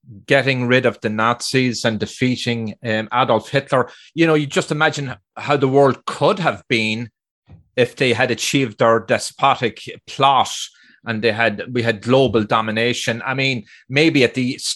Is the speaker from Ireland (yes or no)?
yes; Ireland; being Irish